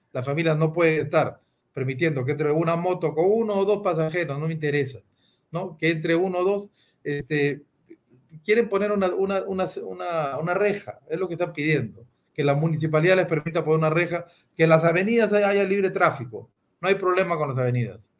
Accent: Peru

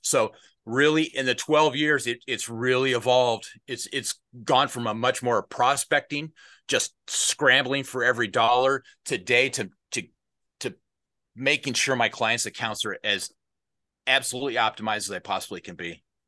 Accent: Des Moines, Iowa, United States; also born or lived in northern Minnesota; I grew up, my home is Des Moines, Iowa. I was born in Des Moines, Iowa, and I spent my, uh, formative years there

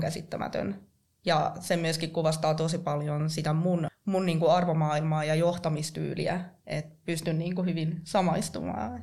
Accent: Kuopio, North Savo, Finland; mä oon kotoisin tuolta Kuopiosta

